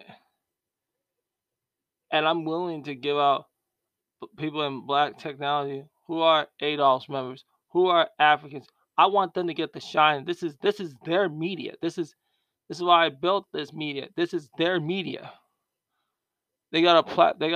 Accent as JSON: {"language": "English", "country": "United States", "said": "I'm Black American"}